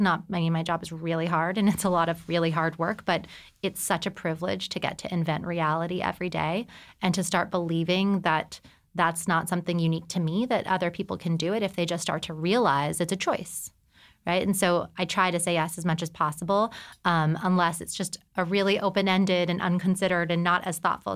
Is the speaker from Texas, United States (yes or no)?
yes; El Paso, Texas, United States; moved away as an adult; also born or lived in New York City; I'm from El Paso, Texas